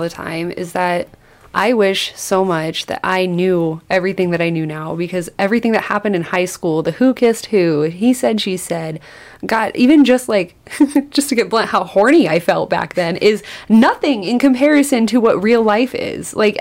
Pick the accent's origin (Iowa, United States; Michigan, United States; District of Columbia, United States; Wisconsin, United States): Iowa, United States; Forest City; now in Mason City, United States; I'm from Forest City, which is tiny little town where they built RVs, like Winnebago Industries was created there